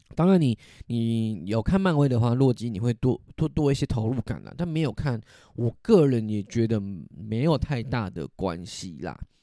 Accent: Taiwan; 我会称自己是台湾人，但只要我去了台湾以外的地方，地方，大家看到我会以为我是中国人

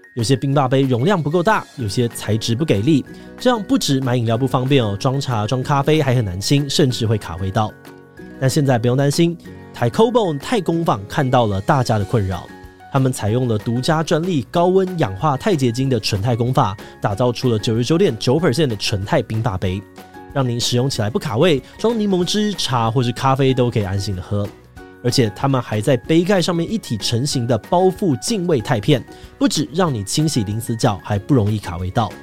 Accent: Taiwan; 我们台湾人

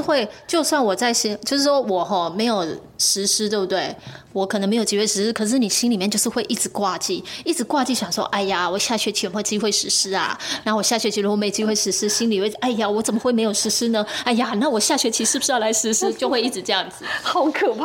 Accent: Dashu, Kaohsiung, Taiwan; 我们以前曾经在那个，我们故乡各里的活动中心去唱这些文史歌谣给长辈听的时候

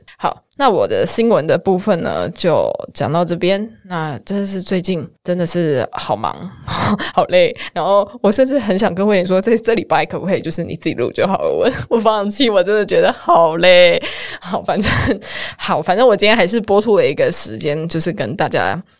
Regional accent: Kaohsiung, Taiwan; 因为上可能不小心上一次那个台风，我们高雄人就是放了两天假

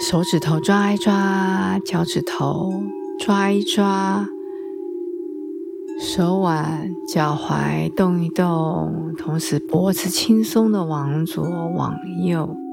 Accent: China; 所以到了冬天呢，我们中国人喜欢用吃来祭五脏庙，其实这个也很有道理啊

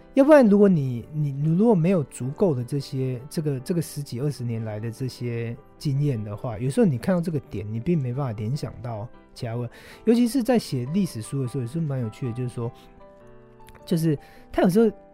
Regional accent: Taiwan; 可能我是台湾人

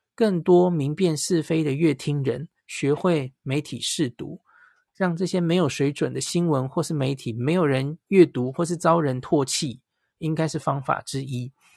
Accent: Taiwan; 因为我们都是台湾人

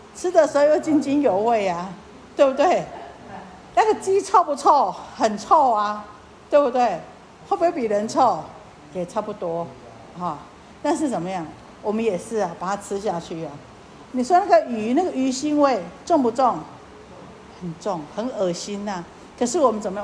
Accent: Taiwan; 我们台湾话讲客俗语

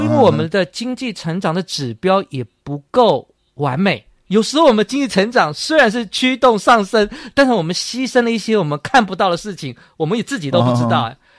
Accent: Taiwan; moved away; also born or lived in United States; 对对对，我在小时候，因为我在去美国念书前，或是想起小时候

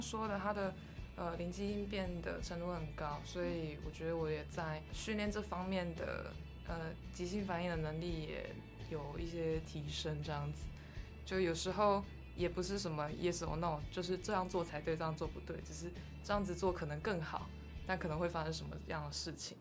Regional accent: Kaohsiung, Taiwan; 我是土生土长的高雄人

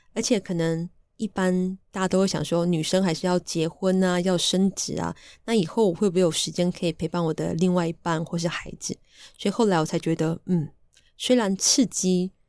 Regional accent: Taichung, Taiwan; now in Yilan, Taiwan; 那其实呢，我的家乡是台中和平乡。那我是泰雅族人

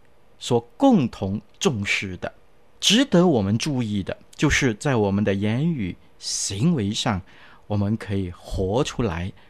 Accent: China; 我们中国人呢就不同了，我们捧起双手，然后说恭喜恭喜啊，别来无恙啊。

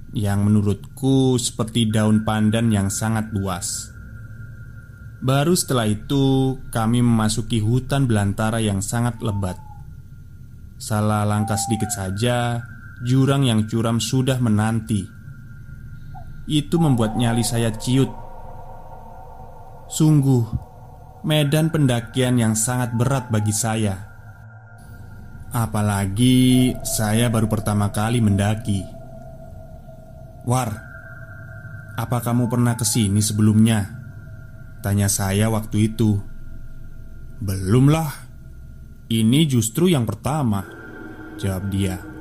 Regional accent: Garut, West Java, Indonesia; Yang sering saya lihat di desa asal saya Garut

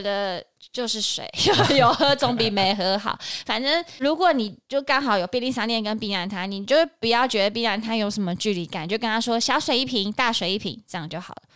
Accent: Banqiao, New Taipei, Taiwan; 我的老家板桥

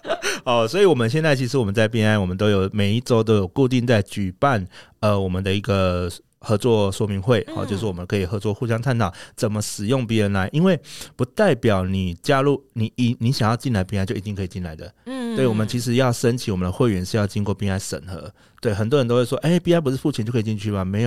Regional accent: Taiwan; 我台湾人呢，

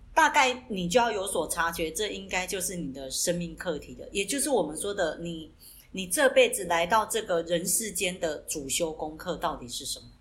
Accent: southern Taiwan, Taiwan; 我们是来自南台湾的Double

